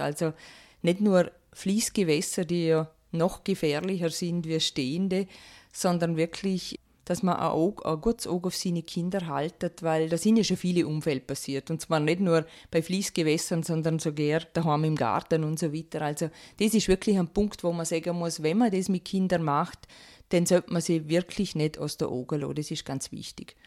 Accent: Rankweil, Vorarlberg, Austria; ich komme aus Rankwil bin verheiratet und zweifache Mama

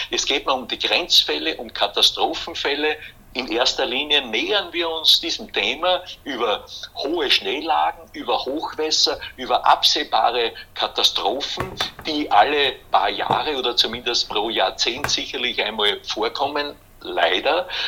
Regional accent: Hollenstein an der Ybbs, Lower Austria, Austria; Ich bin ja aufgewachsen in Hollenstein an der Ips

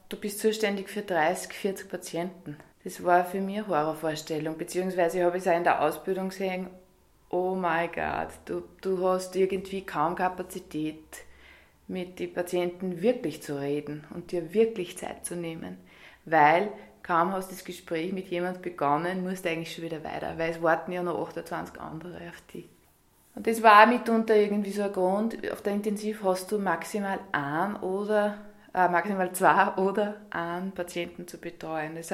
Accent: Scharnstein, Upper Austria, Austria; now in Vienna, Austria; Aufgewachsen bin ich in Scharnstein ähm, und bin dann in Kirchdorf in Tschö Später dann in Steyr, äh, da habe ich die Krankenpflegeschule gemacht und 2003 bin ich nach Wien gegangen.

